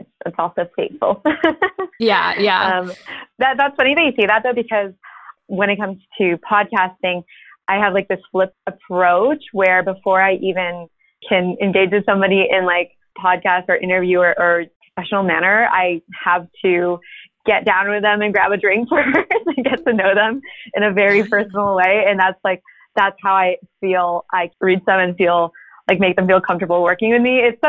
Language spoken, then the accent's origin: English; United States; area that I've always felt growing up as like, I don't feel fully Filipino, but I don't also identify as fully American. So where am I? And so it's like this Filipino American identity